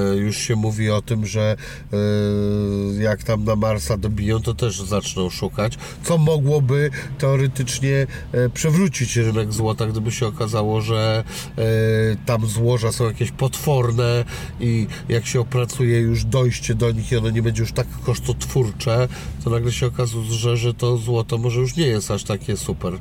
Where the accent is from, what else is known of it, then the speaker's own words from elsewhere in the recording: Szczecin, West Pomeranian Voivodeship, Poland; moved away; jestem oryginalnie ze Szczecina